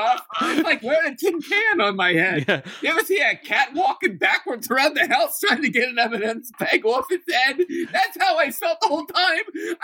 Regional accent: Dallastown, Pennsylvania, United States; I grew up in Dallastown, Pennsylvania.

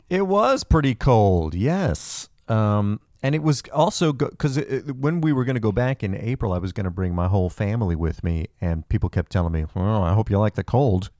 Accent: New Jersey, United States; moved away as an adult; also born or lived in upstate New York; now in California, United States; I grew up in New Jersey

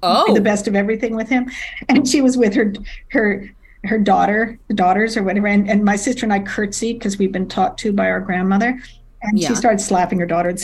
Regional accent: London, United Kingdom; moved away as an adult; now in New York, United States; I was in London, growing up in London

